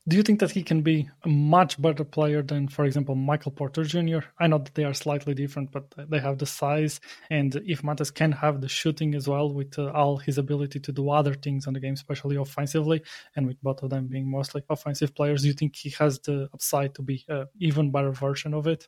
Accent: Portugal; moved away; Despite me living abroad, I'm from Portugal

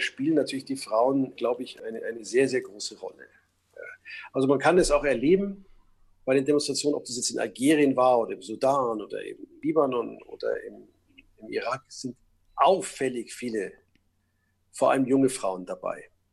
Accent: Munich, Bavaria, Germany; ich bin ja in München geboren und aufgewachsen

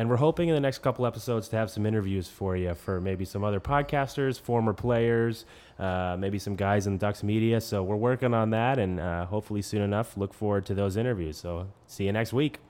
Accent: New England, United States; I grew up in New England, so I grew up a Bruins fan

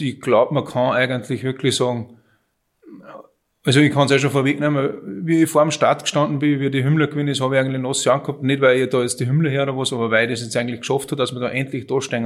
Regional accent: Münzkirchen, Upper Austria, Austria; Ich bin eigentlich aus Münzkirchen

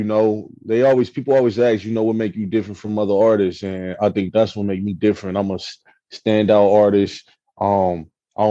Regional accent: the West, West Coast, United States; I'm from the West.

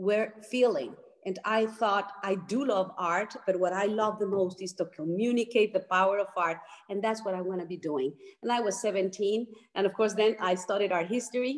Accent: Mexico City, Mexico; I grew up in Mexico City

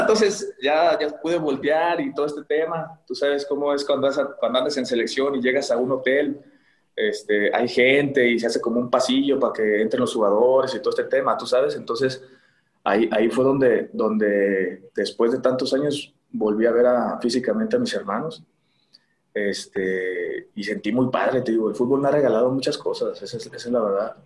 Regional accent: Tlaquepaque, Jalisco, Mexico; ahí de Tlaquepaque, yo crecí en Tlaquepaque

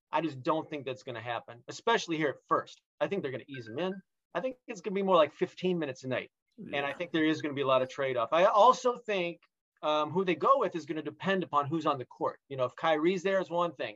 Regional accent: Detroit, Michigan, United States; I grew up in Detroit

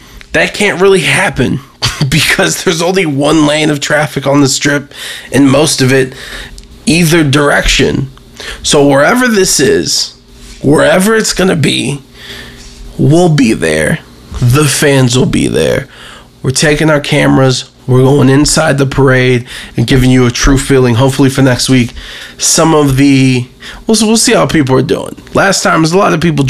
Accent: Cleveland, Ohio, United States; I'm born and raised in Cleveland, Ohio

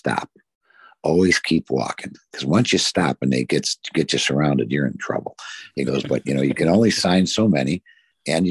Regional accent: St. Clair Shores, Michigan, United States; I grew up in St. Clair Shores, east side of Detroit.

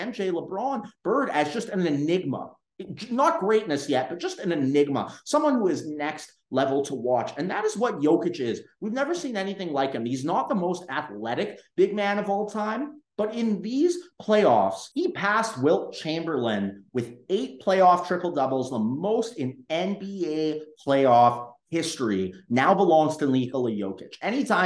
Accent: Canada; I'm from Canada

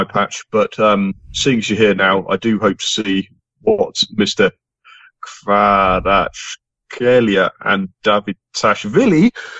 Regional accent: England, United Kingdom; I mean, as an English football fan, I grew up

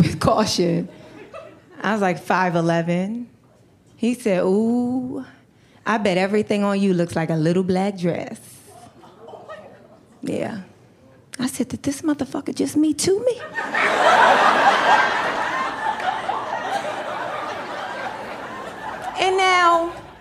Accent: New York, United States; now in Los Angeles, United States; I grew up in New York

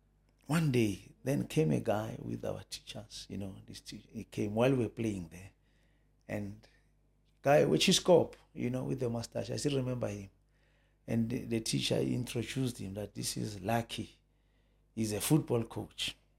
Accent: Soweto, Gauteng, South Africa; I was born in Soweto, White City, Jabavu. {S0} Okay. {S1} That's where I grew up, you know.

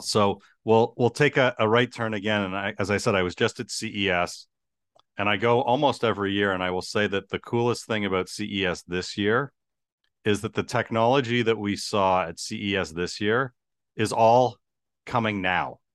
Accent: Toronto, Ontario, Canada; growing up in Toronto

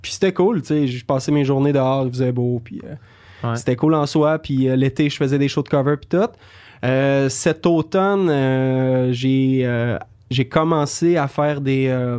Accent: Beauce, Quebec, Canada; now in Montreal, Canada; j'ai grandi en Beauce, puis en arrière de chez mes parents

